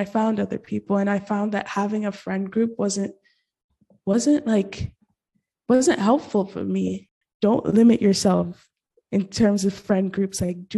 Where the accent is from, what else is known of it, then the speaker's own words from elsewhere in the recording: Nigeria; also born or lived in Gabon / Middle East; Okay, so I'm Nigerian. I lived there 8 years of my life, but it was non-consecutive. So I lived there for 4 years and I moved to Gabon. Then I came back, also got to live in the Middle East for 4 years.